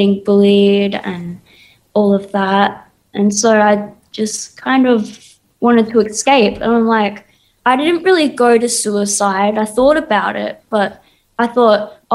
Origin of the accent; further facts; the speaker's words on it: Perth, Western Australia, Australia; also born or lived in Sydney; I was born in Sydney, but I was mainly raised in Perth